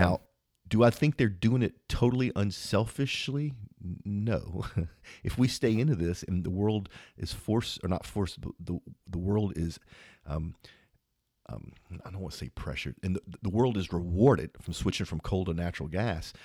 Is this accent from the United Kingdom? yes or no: no; Louisiana, United States; I'm from Louisiana